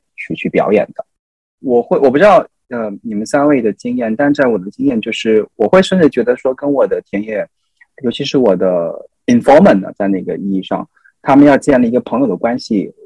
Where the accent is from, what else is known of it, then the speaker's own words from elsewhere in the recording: China; 我自己作为中国人这样的一个身份